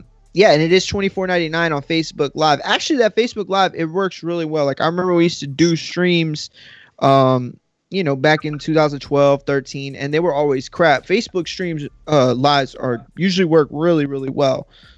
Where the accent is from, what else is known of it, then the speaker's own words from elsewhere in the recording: Texas, United States; Bro, I'm from Texas.